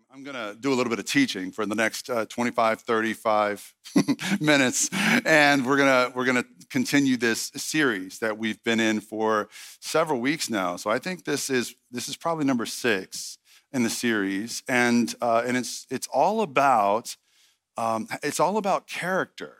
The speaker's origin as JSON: {"language": "English", "town": "Red Lick", "region": "Texas", "country": "United States", "moved": "yes", "said": "I'm from Red Lick, Texas"}